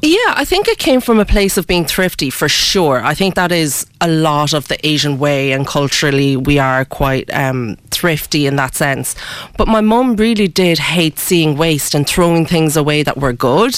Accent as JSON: {"language": "English", "country": "Ireland", "tie": "born or raised there", "said": "I was born in Ireland. Ah. Um, yeah. Um, so I've I've lived pretty much all my life in Ireland, um, but I come from both cultures."}